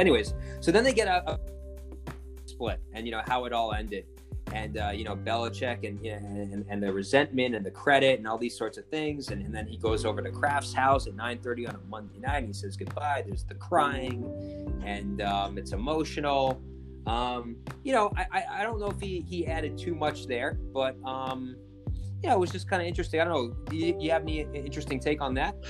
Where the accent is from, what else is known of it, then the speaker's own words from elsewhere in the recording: New York, United States; I'm from New York